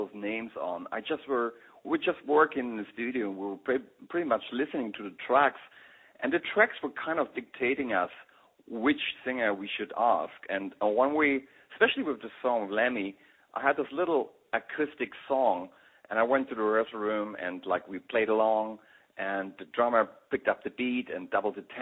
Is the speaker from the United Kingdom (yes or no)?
no; Berlin, Germany; accent: German; English is a second language; I grew up like in East Berlin